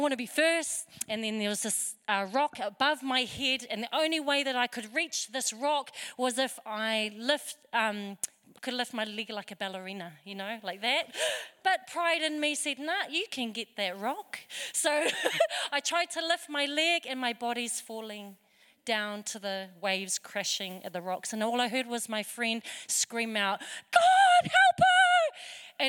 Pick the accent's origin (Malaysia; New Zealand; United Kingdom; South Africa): New Zealand; I'm born here in New Zealand